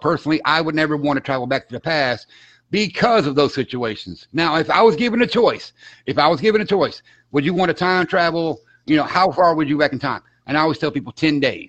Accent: Florida, United States; accent: Southern; I'm from Florida.

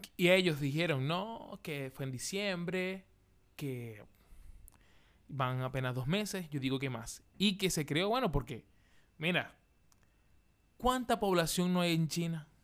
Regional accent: Maracaibo, Zulia, Venezuela; now in Chile; yo, que soy de Venezuela, Maracaibo

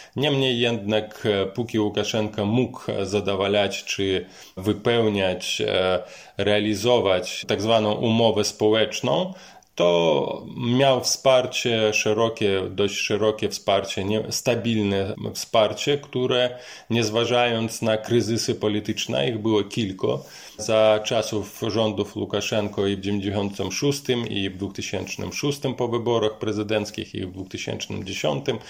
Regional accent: Mogilev, Mogilev Region, Belarus; moved away; Pochodzę z regionalnego miasta Mohilew, to jest miasto położone na wschód.

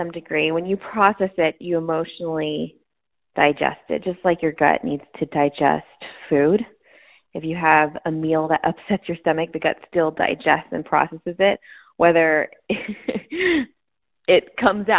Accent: El Paso, Texas, United States; I was born and raised in El Paso, Texas.

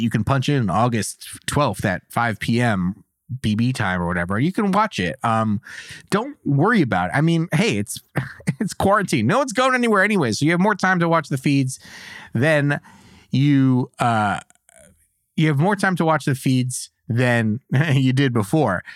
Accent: United States; as an American

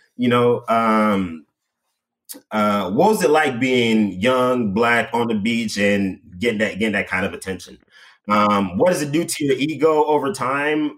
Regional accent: Jamaica; now in United States; growing up in Jamaica, and you know, I didn't really party that much, you know, in in high school

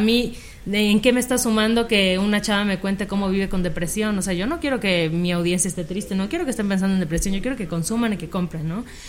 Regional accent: Mérida, Yucatán, Mexico; yo también estudié comunicación, también soy de Mérida

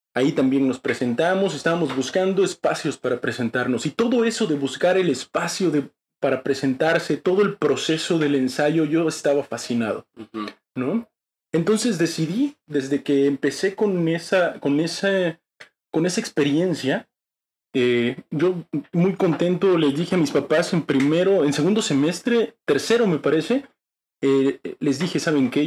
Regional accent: Tuxtla Gutiérrez, Chiapas, Mexico; soy de Tuxtla Gutiérrez, Chiapas

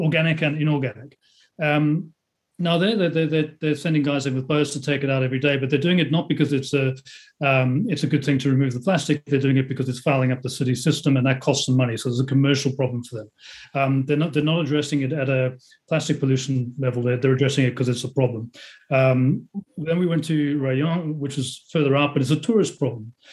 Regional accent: Netherlands; Already in my home country, the Netherlands

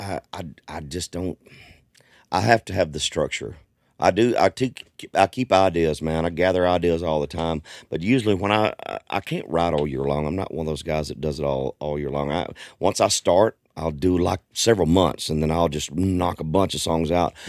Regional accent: Southwest Arkansas, United States; also born or lived in East Texas; I grew up in Arkansas. I'm originally from East Texas.

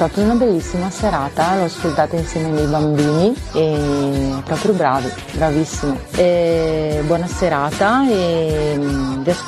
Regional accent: Nuvolera, Lombardy, Italy; now in Brescia, Italy; Io sono di Nuvolera, ma in questo momento vivo a Brescia.

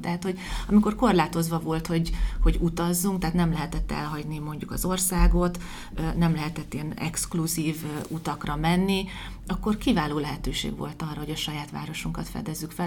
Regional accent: Debrecen, Hajdú-Bihar, Hungary; 45 éve most már lassan, hogy én is itt élek

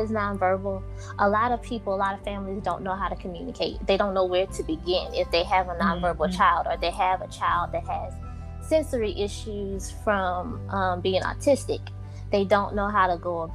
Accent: Louisiana, United States; I am from Louisiana

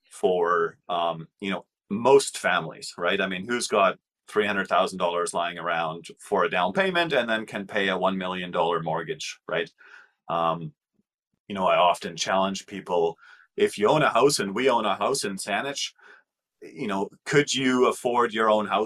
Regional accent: Germany; now in Canada; because I'm from Germany.

